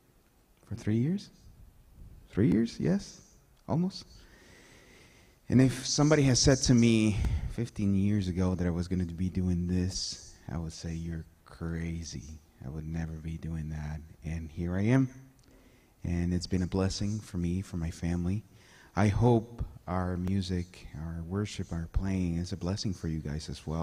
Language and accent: English; El Salvador; now in Halifax; I'm originally from El Salvador, Central America